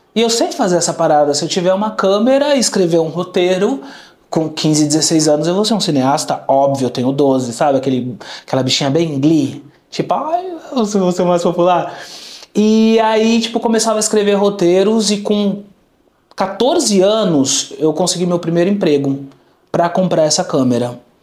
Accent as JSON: {"language": "Portuguese", "region": "São Paulo", "country": "Brazil", "tie": "born or raised there", "also_born_or_lived": "Vila Clara, São Paulo", "said": "Eu nasci em Moema, um bairro nobre aqui de São Paulo"}